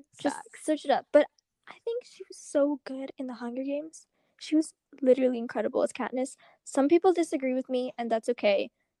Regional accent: United States; I'm American, Indian American

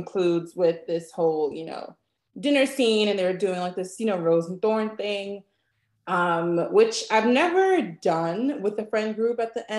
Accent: New York, United States; I'm from New York. Leave me alone.

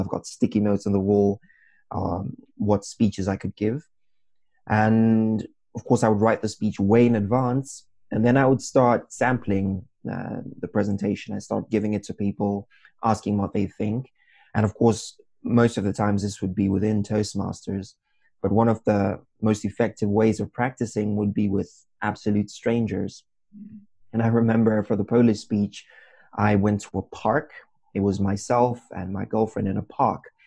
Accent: Zimbabwe; moved away as an adult; now in Wrocław, Poland; I come from Zimbabwe

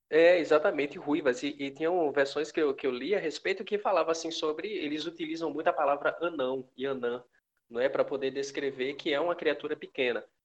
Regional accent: Pernambuco, Brazil; nós somos de Pernambuco.

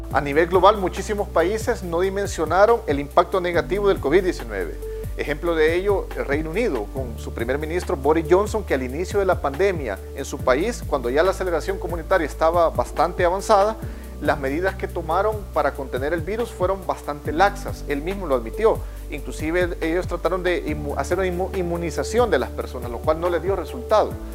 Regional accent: El Salvador; como salvadoreños

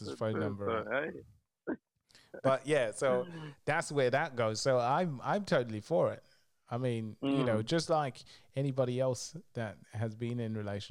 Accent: Zambia; moved away; from Zambia

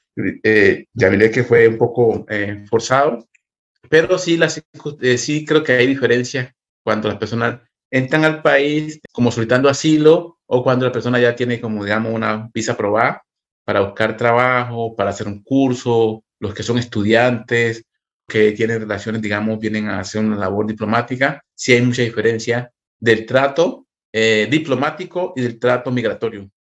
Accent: Chocó, Colombia; moved away as an adult; also born or lived in Quito / Bogotá; now in Berlin, Germany; yo soy del Chocó, vivíamos en Quito, en, entre Quito y Bogotá

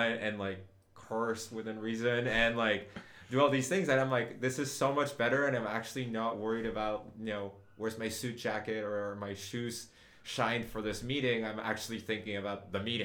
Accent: Uruguay; moved away as an adult; now in United States; I grew up in Uruguay, like spent like all of my adolescence, like from 0 to age 19 there

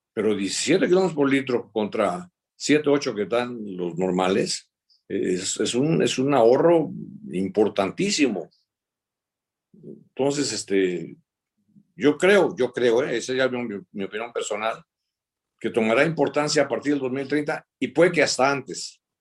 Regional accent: Veracruz, Mexico; yo soy de Veracruz

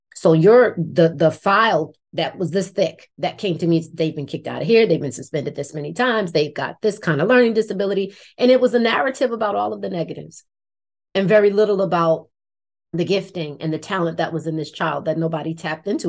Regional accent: Irvington, New Jersey, United States; I grew up in Irvington, New Jersey, which is right on the border of Newark, New Jersey

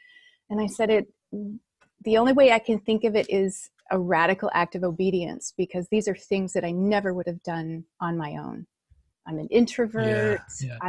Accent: Holland, Michigan, United States; Michigan. Michigan, US. Yeah.

